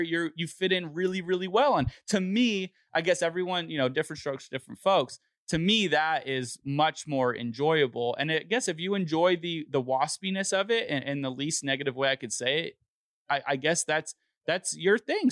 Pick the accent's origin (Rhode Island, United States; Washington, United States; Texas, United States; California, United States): California, United States; Los Angeles; I'm from Los Angeles